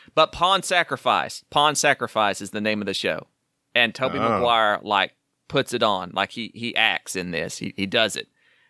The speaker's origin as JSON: {"language": "English", "town": "Wynnewood", "region": "Oklahoma", "country": "United States", "tie": "born or raised there", "said": "I was born in Wynnewood, Oklahoma."}